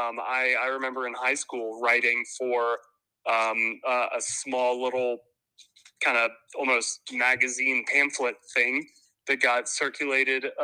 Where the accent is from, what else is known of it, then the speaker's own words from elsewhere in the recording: Marietta, Georgia, United States; also born or lived in Atlanta; So I grew up in Atlanta. Unfortunately, not born here, but essentially my entire life.